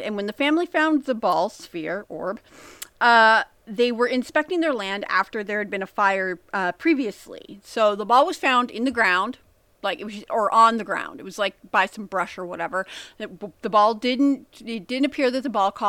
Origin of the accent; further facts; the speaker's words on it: United States; I'm American